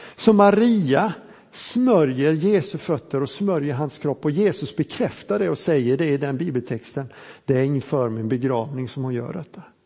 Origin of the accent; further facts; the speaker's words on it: Småland, Sweden; vi smålänningar